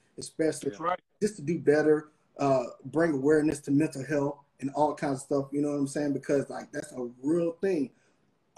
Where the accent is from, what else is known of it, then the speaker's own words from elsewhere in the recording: Atlanta, Georgia, United States; also born or lived in Kentucky / Savannah; Born in Kentucky, raised in Atlanta